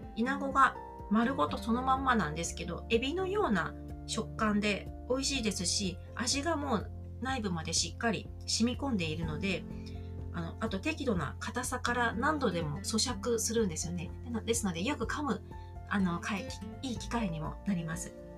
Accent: Kanto, Japan; 私は関東の生まれで関東で育った人間なんですが

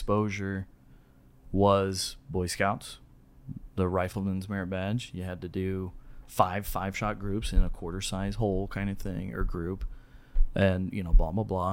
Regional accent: Southern California, United States; moved away as an adult; also born or lived in Rose Park, Utah; now in Taylorsville, United States; I grew up in Southern California

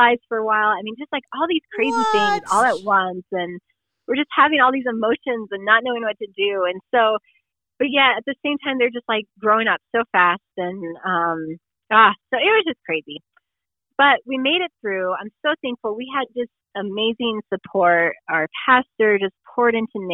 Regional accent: Colorado, United States; moved away as an adult; also born or lived in South Dakota; We're originally from Colorado, all of our family's here

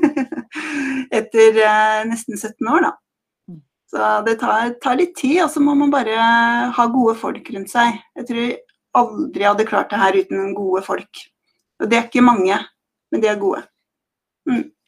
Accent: Skien, Vestfold og Telemark, Norway; jeg har vokst opp på landet i Skien, i Fjelldalen.

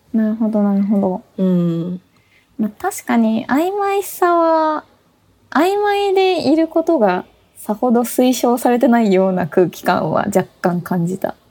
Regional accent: Tokyo, Japan; also born or lived in Kyoto / Kawasaki; 私ね、東京生まれ東京育ち

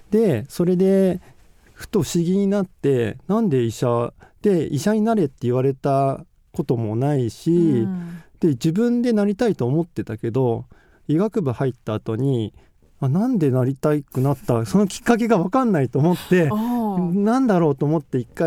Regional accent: Sapporo, Hokkaido, Japan; moved away as an adult; also born or lived in Ashibetsu, Hokkaido; now in Tokyo, Japan; 芦別で芦別市民病院で生まれ

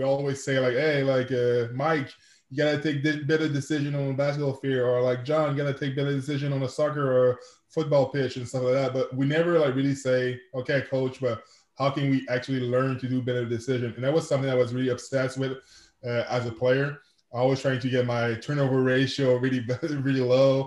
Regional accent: Quebec City, Quebec, Canada; first language French; English is a second language; I'm from Quebec City, Canada. I'm a francophone, so je parle français. That's my first language.

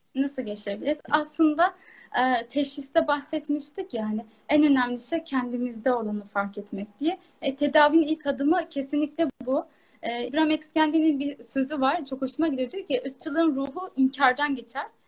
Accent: Kars, Kars Province, Turkey; Karslı olarak yani hayatım boyunca Karslıyım

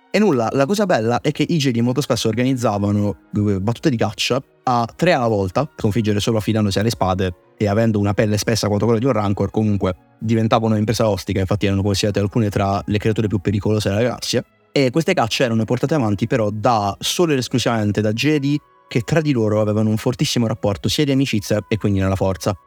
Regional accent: Southern Italy, Italy; da terrone

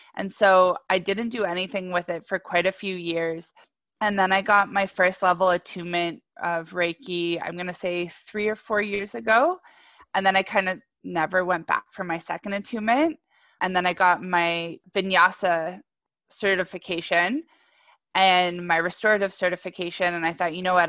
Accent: Ajax, Ontario, Canada; I was originally in Ajax

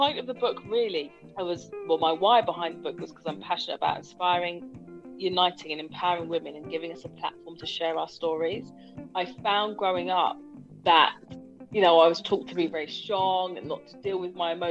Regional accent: Hounslow, London, United Kingdom; moved away as an adult; also born or lived in Hammersmith; now in South East London, United Kingdom; I was born in Hammersmith. I grew up in Hounslow.

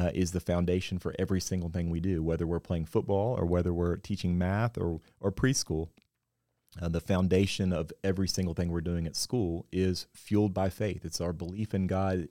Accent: West Virginia, United States; moved away as an adult; now in Nashville, United States; I grew up in West Virginia

